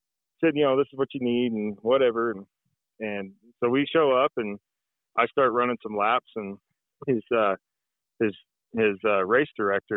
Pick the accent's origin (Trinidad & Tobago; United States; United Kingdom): United States; Norco, California; now in Colorado, United States; I grew up in Norco